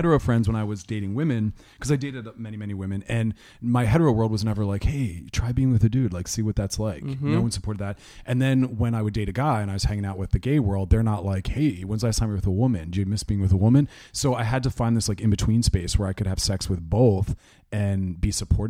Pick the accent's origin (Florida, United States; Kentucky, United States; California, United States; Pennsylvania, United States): Pennsylvania, United States; Philadelphia